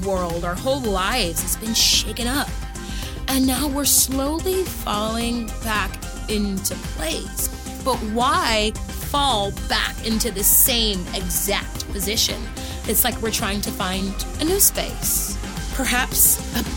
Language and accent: English; Houston, Texas, United States; moved away; also born or lived in Los Angeles, California; I grew up in Houston, Texas, and I lived in LA for 12 years.